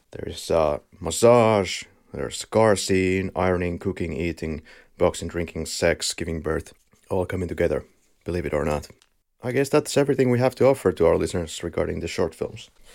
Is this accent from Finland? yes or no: yes; Finland; accent: Finnish; we are both from Finland, so I believe you will be in agony of the Finnish rally accent